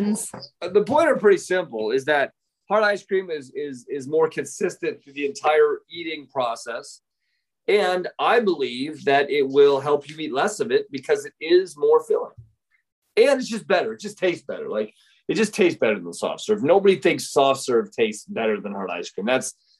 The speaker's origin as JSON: {"language": "English", "region": "Midwest", "country": "United States", "said": "The Midwest. That's we all got larges. That's our motto out there was get larges."}